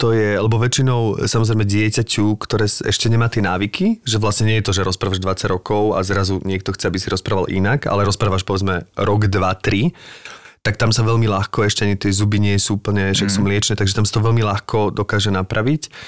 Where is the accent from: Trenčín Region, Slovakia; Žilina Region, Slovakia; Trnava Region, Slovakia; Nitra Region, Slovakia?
Nitra Region, Slovakia; Zlaté Moravce; Ale my sme zo Zlatým Moraviec